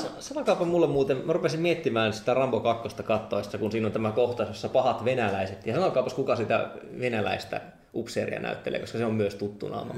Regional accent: Joensuu, North Karelia, Finland; mä oon kasvanut Joensuussa

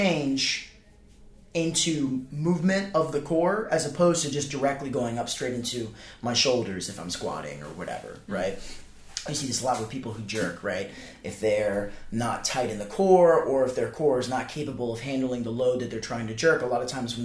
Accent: the South, United States; I'm from the South

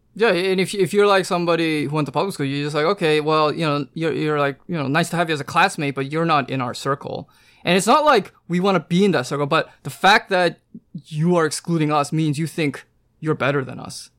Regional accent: Vancouver, British Columbia, Canada; moved away as an adult; I'm from Vancouver, so I, from actually Canada.

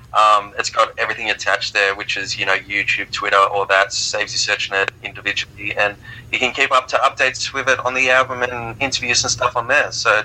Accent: Australia; Because I'm Australian

